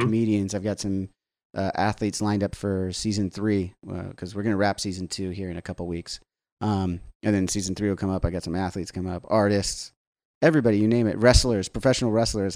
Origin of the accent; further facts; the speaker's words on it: Southern California, United States; growing up in Southern California on the beach